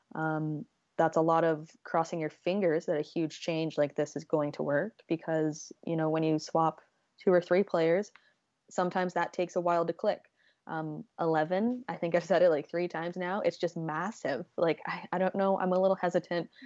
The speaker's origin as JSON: {"language": "English", "country": "Canada", "said": "I'm Canadian."}